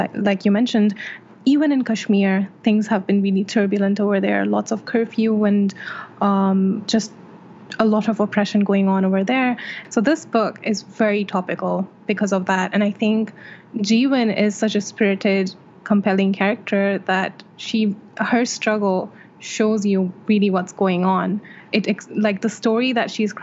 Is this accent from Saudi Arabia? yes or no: yes; Saudi Arabia; moved away as an adult; now in India; I was born and raised in Saudi Arabia, where I lived until very recently, and I currently live in India.